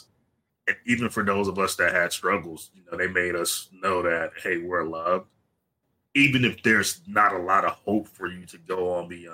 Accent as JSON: {"language": "English", "region": "South Georgia", "country": "United States", "tie": "born or raised there", "said": "I'm originally from South Georgia"}